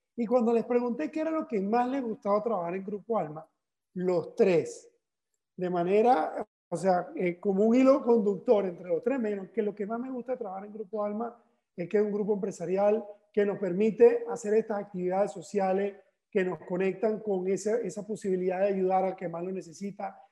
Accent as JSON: {"language": "Spanish", "town": "Barcelona", "region": "Anzoátegui", "country": "Venezuela", "tie": "born or raised there", "moved": "yes", "lives_now": "Valencia, Spain", "said": "en, Venezuela, en mi ciudad natal, que es Barcelona"}